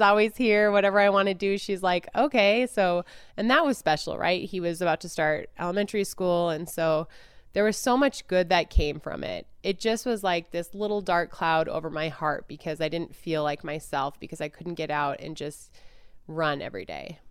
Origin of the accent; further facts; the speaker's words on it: Duluth, Minnesota, United States; I grew up in Minnesota